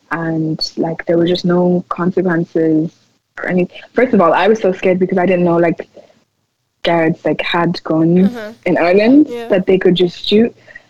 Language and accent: English; Nigeria; being like Nigerian and seeing stuff going on over there and stuff with like the government